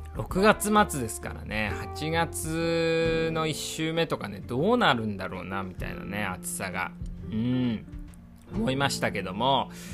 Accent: Iwate, Japan; 岩手出身なんでやっぱ冬の男

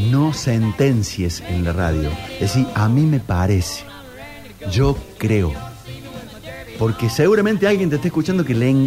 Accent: Nono, Córdoba, Argentina; Y nosotros de chicos nos criamos en Nono

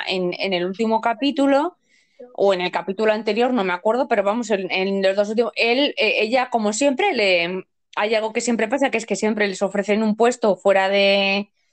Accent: Spain; Desde aquí como española básica

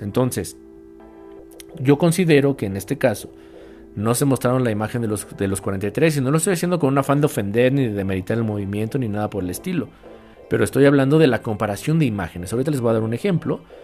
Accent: Mexico; aquí en mi país, reitero, aquí en México

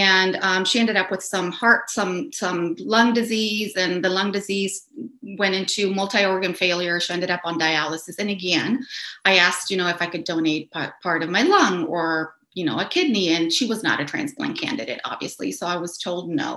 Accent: Caracas, Capital District, Venezuela; I grew up in Caracas, Venezuela

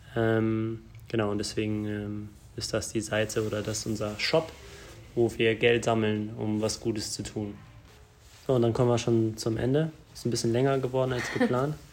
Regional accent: Germany; wir sind in Deutschland geboren

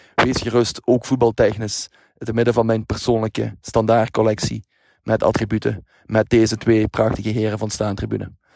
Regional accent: Belgium; Als Belg

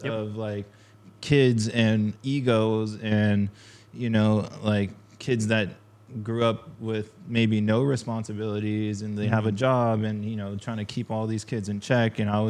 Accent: Huntington Beach, California, United States; I was like skating in Huntington this one time. It's Surf City, right?

